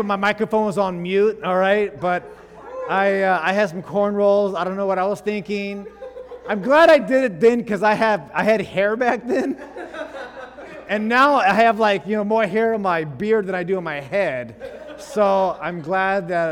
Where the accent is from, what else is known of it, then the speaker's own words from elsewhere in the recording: Fresno, California, United States; I was born and raised in Fresno, California.